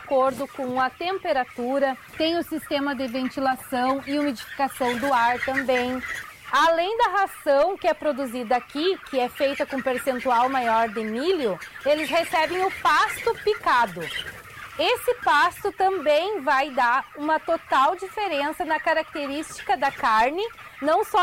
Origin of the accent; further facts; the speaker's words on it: Tupã, São Paulo, Brazil; Eu sou natural de Tupã, sou da cidade e eu conheci o Lucas e foi conhecendo o Lucas que eu conheci a propriedade do interior.